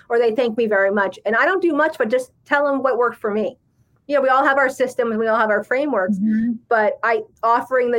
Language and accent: English; New Jersey, United States; I'm from Jersey